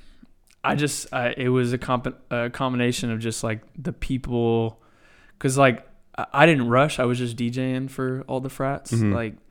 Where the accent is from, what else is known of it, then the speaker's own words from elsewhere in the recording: Round Rock, Texas, United States; also born or lived in Scottsdale, Arizona; Yeah, I went to Round Rock. I was born in Scottsdale, Arizona. But my parents relocated with jobs and shit when I was like two, and they're from here anyways.